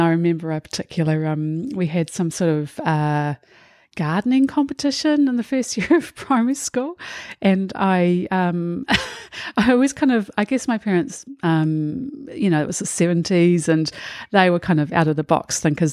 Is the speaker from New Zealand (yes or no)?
yes; Auckland, New Zealand; I grew up in Titarangi in the Waitakere in Auckland